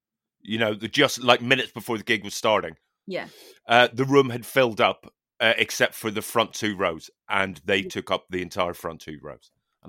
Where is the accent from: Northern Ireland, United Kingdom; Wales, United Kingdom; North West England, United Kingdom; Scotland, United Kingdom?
Northern Ireland, United Kingdom; Newtownards; And it was a gig in Bangor, County Down, which is, it's the rival town to my hometown, Newton Orange.